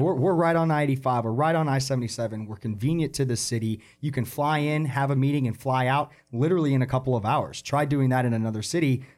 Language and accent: English; Atlanta, Georgia, United States; moved away; I grew up in Atlanta, so I grew up with Hartsfield